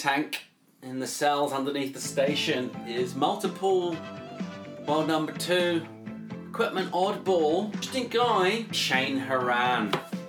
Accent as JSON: {"language": "English", "country": "Australia", "said": "I'm Aussie, so I'm independent of the whole scene."}